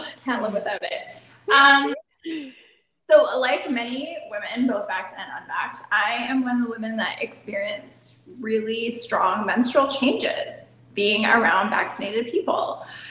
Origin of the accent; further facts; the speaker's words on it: Canada; I am Canadian, but yes, I am German, and yes, I have a passport.